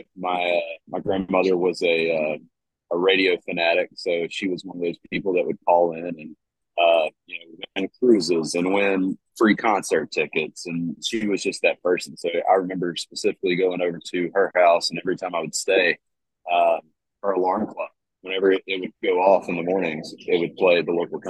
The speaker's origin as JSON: {"language": "English", "town": "Satsuma", "region": "Alabama", "country": "United States", "tie": "born or raised there", "moved": "as an adult", "lives_now": "Nashville, United States", "said": "20 miles north of Mobile called Satsuma. Super small town, population 3,000 or 4,000 people"}